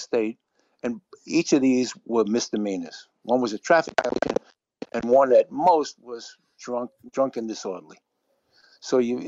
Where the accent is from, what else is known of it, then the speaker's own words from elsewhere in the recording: New York City, New York, United States; I grew up in the South Bronx.